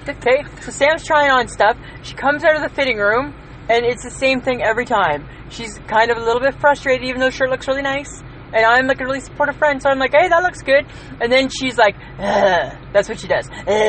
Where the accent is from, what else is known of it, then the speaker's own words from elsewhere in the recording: Ontario, Canada; moved away; so I'm from Ontario, and we used to go, we have outlet stores